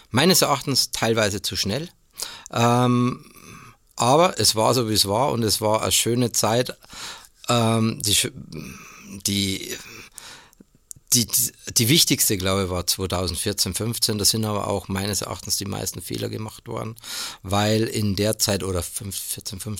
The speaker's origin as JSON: {"language": "German", "town": "Ingolstadt", "region": "Bavaria", "country": "Germany", "tie": "born or raised there", "also_born_or_lived": "Stuttgart / Marburg", "said": "bin 59 Jahre alt, gebürtiger Ingolstädter und äh, darf seit 1999 in Ingolstadt wieder arbeiten, weil ich vorher dann in Stuttgart und so weiter und in Marburg unterwegs war."}